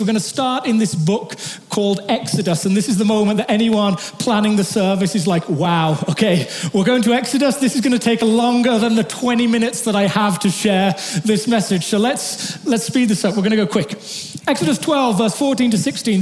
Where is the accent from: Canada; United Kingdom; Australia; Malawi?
United Kingdom; England; moved away; I'm not British, I'm English